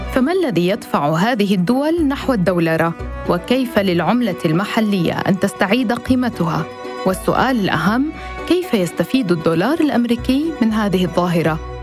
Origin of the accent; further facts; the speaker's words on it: Lebanon; أنا كلبنانية